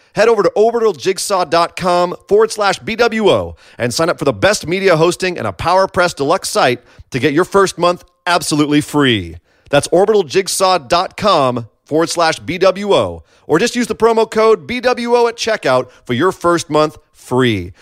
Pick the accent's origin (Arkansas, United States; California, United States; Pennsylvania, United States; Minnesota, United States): California, United States; I'm from California